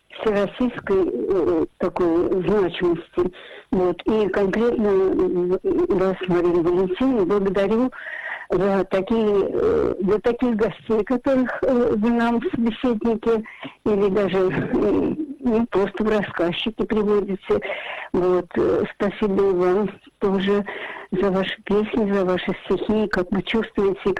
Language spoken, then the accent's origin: Russian; Saint Petersburg, Russia; я родилась в Ленинграде